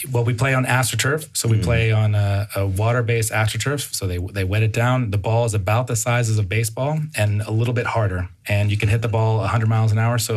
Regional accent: Bethesda, Maryland, United States; I grew up in Bethesda, just down the way

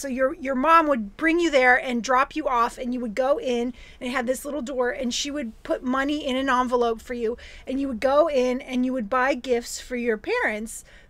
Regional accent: Cleveland, Ohio, United States; That's in Cleveland. That's in my hometown.

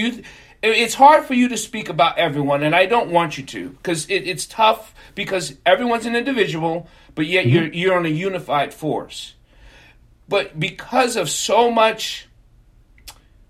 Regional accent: New York, United States; We were in New York, I'm a New Yorker growing up

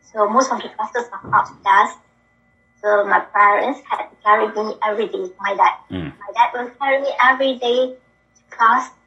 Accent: Kuala Lumpur, Malaysia; from Malaysia.

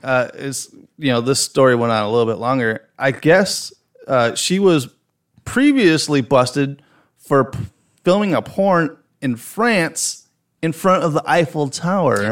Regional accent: Chicago, Illinois, United States; accent: heavy Chicago; my heavy Chicago accent

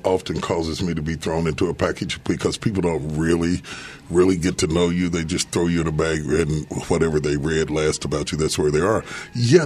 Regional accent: West Virginia, United States; now in Dallas, United States; I grew up in West Virginia

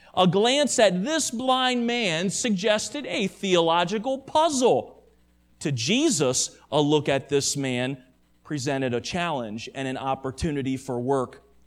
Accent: United States; American Christians

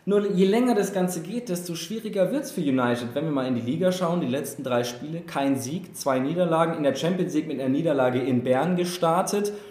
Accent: Ireland; Ich habe gesagt, ich bin Ire, das heißt, ich will den Engländern nicht sagen, wie sie ihre Mannschaften aussprechen. Aber ich als Ire sage Liverpool

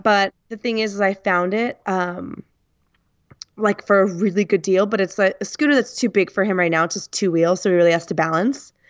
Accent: United States; first language English; I come from the United States

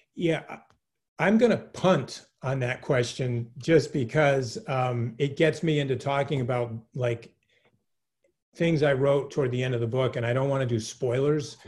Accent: New England, United States; I'm born and raised in New England. I'm a New Englander, like to the core.

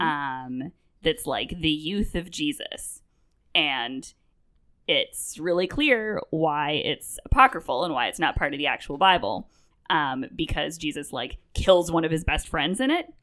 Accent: Vancouver, British Columbia, Canada; moved away; I'm from Vancouver, I grew up

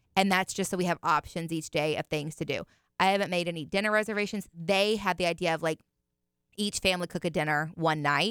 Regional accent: Indiana, United States; moved away; where I grew up in Indiana

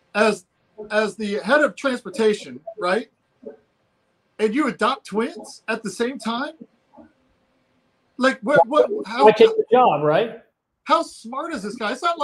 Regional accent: Fort Wayne, Indiana, United States; moved away; I'm from Fort Wayne, Indiana, originally

